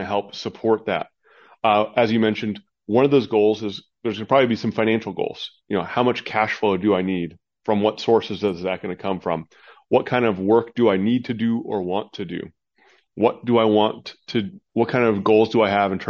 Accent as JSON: {"language": "English", "region": "Midwest", "country": "United States", "tie": "born or raised there", "moved": "yes", "lives_now": "Arizona, United States", "said": "I'm in Arizona, which is the, you know, the desert down here, nice and warm, but I grew up in the Midwest, the northern part of the country"}